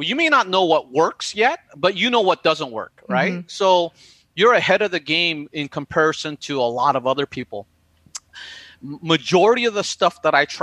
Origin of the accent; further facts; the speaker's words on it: United States; you and me being Asian American